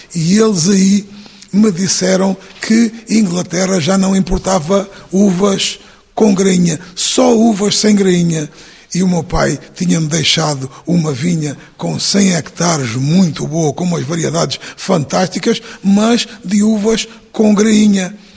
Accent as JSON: {"language": "Portuguese", "country": "Portugal", "moved": "as an adult", "said": "Eu, portanto, fui imigrante durante 22 anos e, e sei como nós, portugueses"}